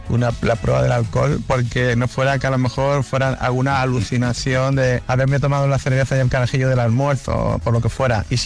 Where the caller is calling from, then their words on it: A Coruña, Galicia, Spain; Muy buenas tardes, Leikiser. … de Coruña.